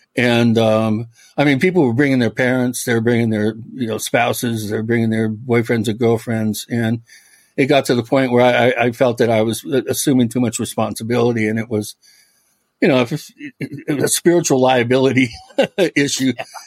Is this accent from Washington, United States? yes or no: yes; Medina, Washington, United States; also born or lived in California; I was born in, in California. I'm a fifth generation Californian. However, uh, six months old, I my parents moved to Washington uh, State. I grew up in Medina, which is uh, the on the lake in Bellevue.